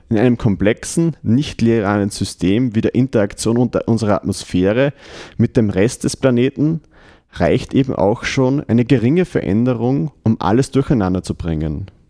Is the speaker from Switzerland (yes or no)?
no; Windhaag bei Freistadt, Upper Austria, Austria; Die Musik kommt heute aus Windhag, die habe ich quasi aus meiner Heimatgemeinde mitgebracht